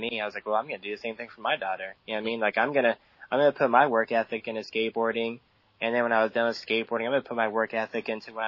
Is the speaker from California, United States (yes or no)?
yes; San Diego, California, United States; living here at the beach, there was a lot of drugs. I mean, it was just a really loose lifestyle, especially growing up in Ocean Beach